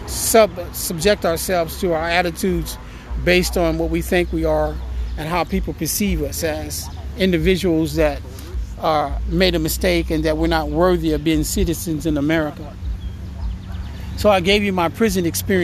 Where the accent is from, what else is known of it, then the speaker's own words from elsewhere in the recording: French Camp, California, United States; I was born in Stockton, California, in a small little town called French Camp, California. It's about 5 miles south of Stockton